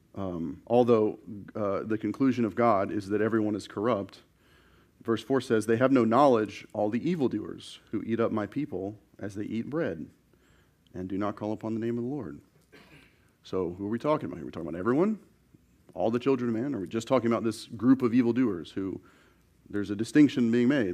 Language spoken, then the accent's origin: English; the South, United States; growing up in the South